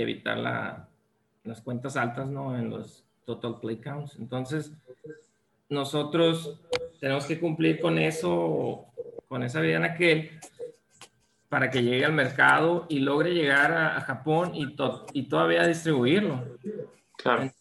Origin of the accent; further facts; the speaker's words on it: Ciudad Obregón, Sonora, Mexico; yo soy originario aquí de Ciudad Obregón